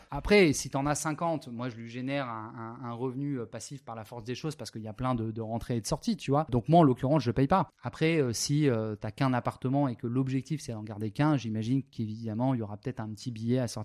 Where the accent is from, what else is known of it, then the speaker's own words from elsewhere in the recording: France; now in Spain; Et moi, quand je suis parti de la France, c'est parce que je me retrouvais pas, tu vois, je, trouvais que le modèle n'était pas hyper.